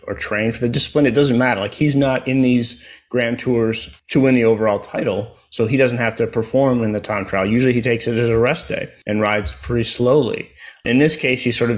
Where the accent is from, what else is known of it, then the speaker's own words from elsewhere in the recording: United States; now in Houston, United States; an American cycling fan